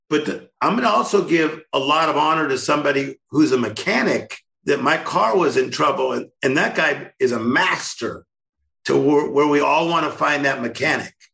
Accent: Compton, California, United States; Kendrick Lamar, Tim Storey, we're all from Compton. Yeah. So I was born there.

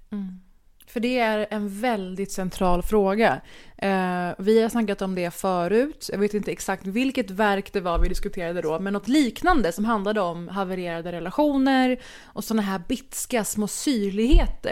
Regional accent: Sweden; also born or lived in Middle East; now in Copenhagen, Denmark; Jag är svensk och från Mellanöstern.

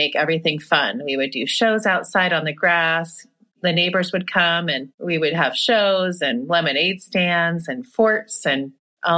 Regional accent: Seattle, Washington, United States; I was born in Seattle, Washington

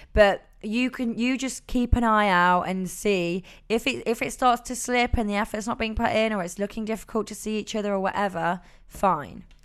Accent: Nottingham, East Midlands, United Kingdom; now in London, United Kingdom; I'm from Nottingham living in London

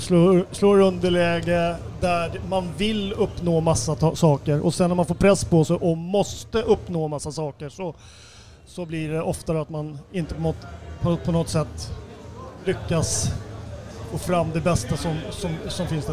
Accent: Sweden; moved away as an adult; also born or lived in Norway; jag kom som svensk till Norge

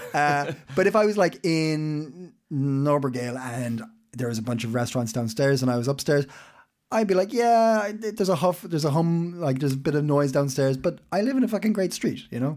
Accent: Ireland; now in Copenhagen, Denmark; am Irish

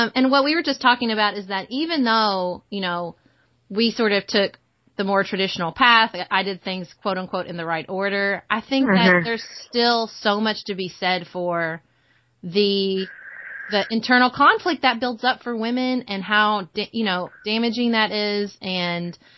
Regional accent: Kentucky, United States; moved away as an adult; also born or lived in Washington, D.C.; I grew up in Kentucky

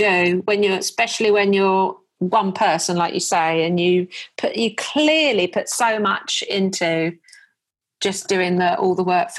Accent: Wokingham, South East England, United Kingdom; now in Portsmouth, United Kingdom; I was born in Wokingham.

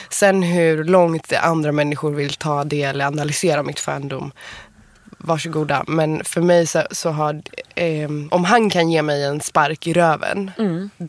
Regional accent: Iran; Men det var ju sjukt, för då var jag ny i Stockholm och du vis hur visste du att jag var iranier?

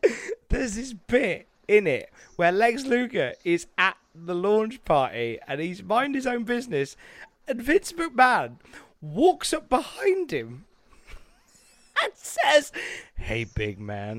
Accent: West Midlands, United Kingdom; I'm from the West Midlands

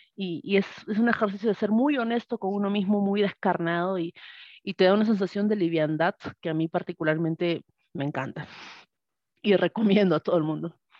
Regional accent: Arequipa, Peru; moved away as an adult; now in Tacna, Peru; soy de Arequipa, Perú. Actualmente vivo en, un cerrito en, la región de Tacna

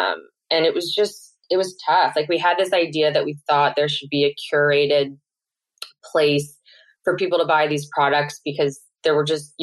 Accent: St. Louis, Missouri, United States; moved away as an adult; also born or lived in New York City; my hometown in St. Louis, Missouri

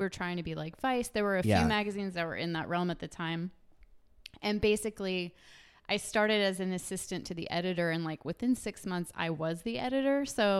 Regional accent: West Memphis, Arkansas, United States; also born or lived in Florida; I was born in Florida, lived in West Memphis, Arkansas

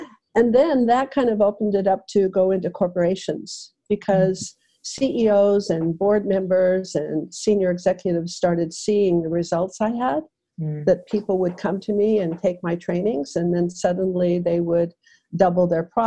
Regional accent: Aspen, Colorado, United States; my hometown of Aspen, Colorado

